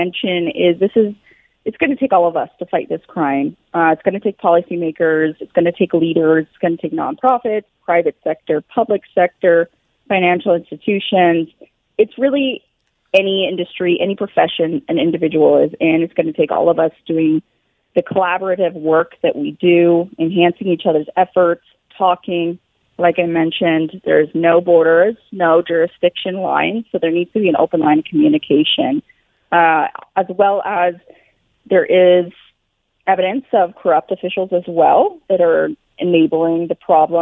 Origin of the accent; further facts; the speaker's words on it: Billings, Montana, United States; I'm personally from Billings, Montana